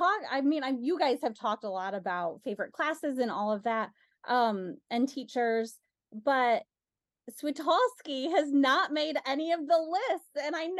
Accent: Northern US, United States; accent: Northern; my Northern accent will come out really thick if I'm talking to somebody from back home.

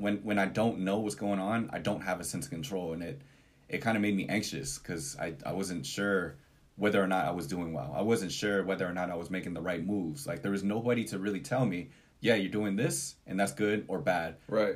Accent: Portland, United States; we're from Portland

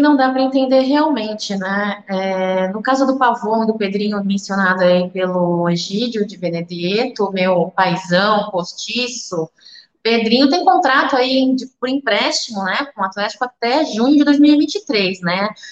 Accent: Brazil; é o país onde eu nasci, é o país onde eu vivo

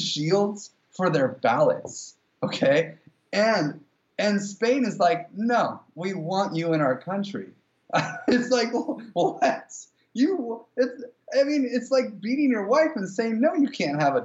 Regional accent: United States; we're both American

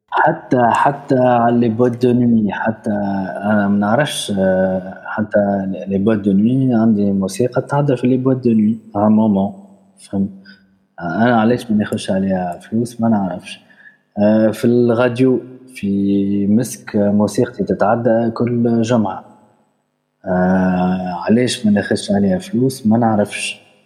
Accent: Tunisia; عندنا في تونس

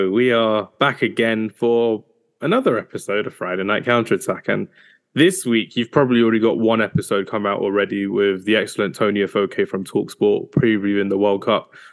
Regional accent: Nigeria; I'm a Nigerian to the core, so uh, it needed to be done.

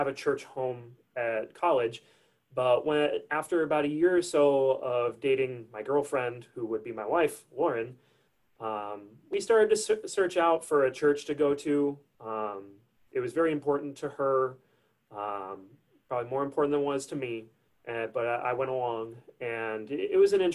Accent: Crystal Lake, Illinois, United States; I'm originally from a suburb of Chicago, Illinois, a little town called Crystal Lake, about 15, 20 minutes from the Wisconsin border. I was raised in Crystal Lake

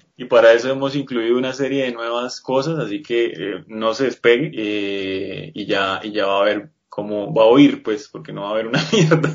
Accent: Colombia; soy colombiano

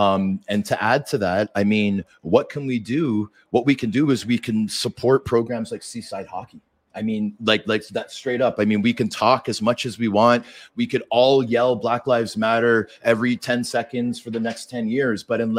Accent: Vancouver, British Columbia, Canada; born there; And I was born in Vancouver.

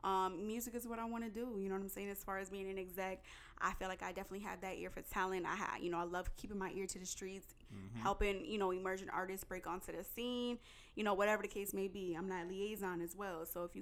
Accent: New Jersey, United States; also born or lived in New York; I'm straight from the East Coast, born and raised. Mm-hmm. I'll rip it till I die. No, let me stop. But now I'm from the Tri-State, originally born in Jersey. All my family's from New York, Brooklyn to be exact.

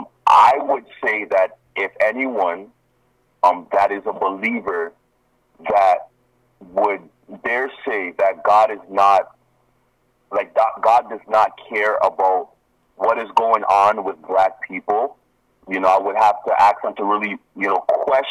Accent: Nigeria; moved away; I am from Africa. Yes. I am from Nigeria

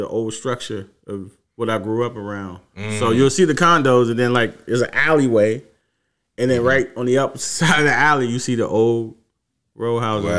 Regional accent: Washington, District of Columbia, United States; I grew up on Seaton Place. It's in the northeast side of Washington, D.C., and I used to always catch the subway to go to Union Station.

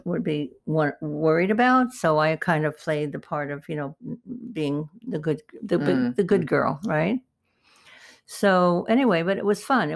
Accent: New York City, New York, United States; moved away as an adult; also born or lived in Topeka, Kansas / Beverly Hills; I was born in the Bronx, New York. So we had a wonderful street life there

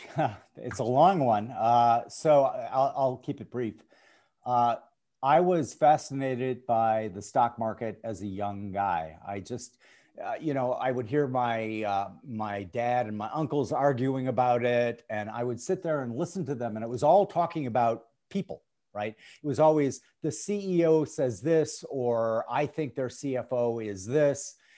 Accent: St. Paul, Minnesota, United States; I grew up in St. Paul, Minnesota

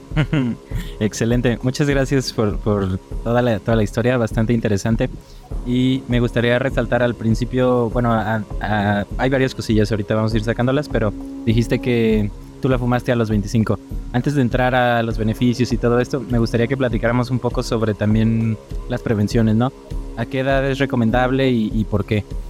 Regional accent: Mexico; yo soy de México

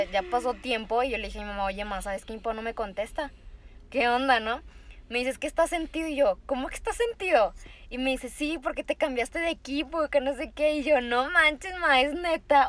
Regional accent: Tamaulipas, Mexico; now in Monterrey, Mexico; Pero después me mudo a, Monterrey, que yo no soy de, acá, yo soy de Tamaulipas

